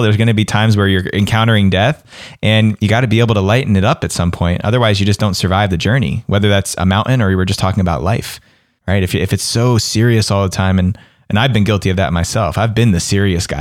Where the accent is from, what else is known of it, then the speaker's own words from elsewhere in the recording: East Coast, United States; moved away; where I grew up on the East Coast